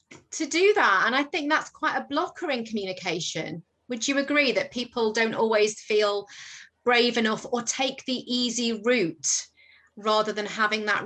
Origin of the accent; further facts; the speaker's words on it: Isle of Man; moved away as an adult; now in England; I'm from the Isle of Man.